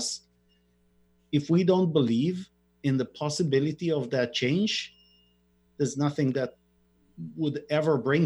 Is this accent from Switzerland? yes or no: no; Israel; I'm born and raised in Israel